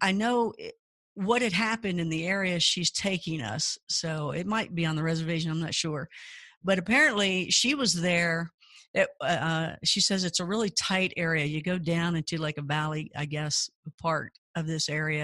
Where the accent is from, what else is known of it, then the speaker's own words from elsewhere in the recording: Kentucky, United States; I grew up in Kentucky